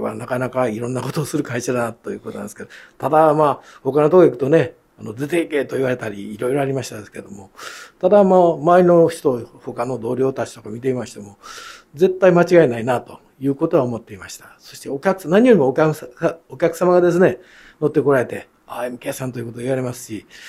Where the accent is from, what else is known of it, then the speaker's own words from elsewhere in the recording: Kyoto, Japan; 京都生まれ